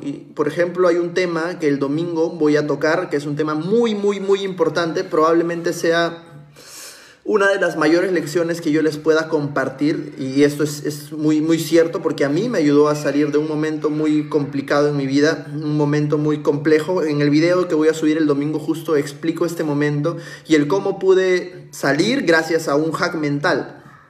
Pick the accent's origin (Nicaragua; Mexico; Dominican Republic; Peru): Peru; como un emprendedor, como un peruano cualquiera